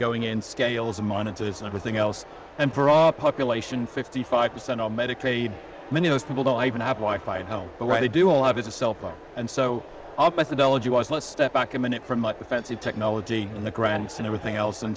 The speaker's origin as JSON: {"language": "English", "region": "England", "country": "United Kingdom", "tie": "born or raised there", "moved": "as an adult", "lives_now": "United States", "said": "I come from England originally. Yeah. Spent about 20 years there and then the rest of the time in the States."}